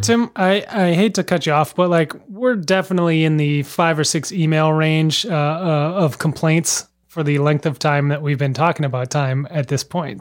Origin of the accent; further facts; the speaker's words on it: Minnesota, United States; now in Boston, United States; Growing up in Minnesota